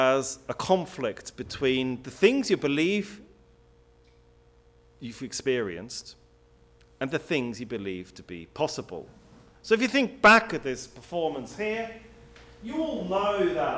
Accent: Switzerland; now in England; I grew up in Switzerland. I then moved to England

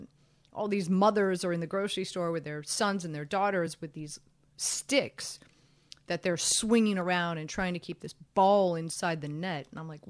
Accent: Miami, Florida, United States; moved away as an adult; also born or lived in Baltimore, Maryland; I'm born and raised in Miami, Florida.

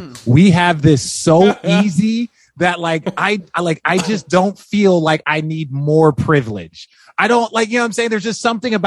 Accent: Glendale, Arizona, United States; moved away as an adult; also born or lived in Los Angeles, California / Paradise Valley, Arizona; now in Hermosa Beach, United States; I grew up in Glendale, Arizona

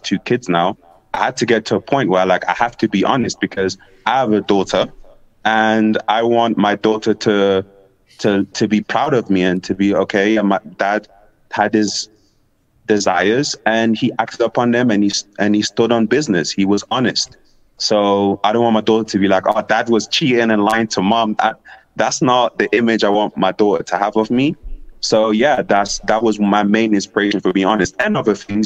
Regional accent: England, United Kingdom; also born or lived in Africa; now in Ecuador; I grew up in England

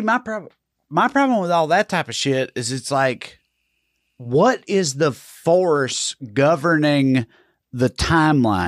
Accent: Salina, United States; growing up in Salina

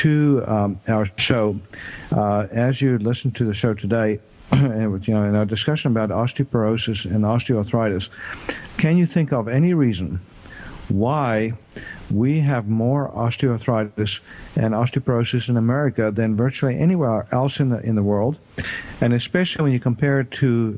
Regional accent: South Africa; now in United States; I grew up in South Africa and was born in South Africa

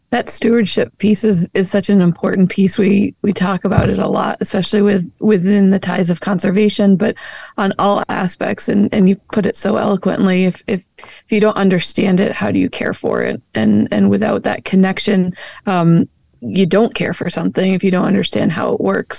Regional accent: New England, United States; moved away; I grew up in New England

